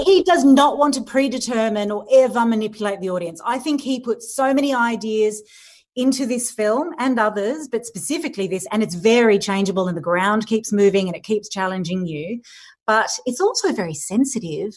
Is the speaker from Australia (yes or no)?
yes; Sydney, New South Wales, Australia; I live here. I grew up in Sydney.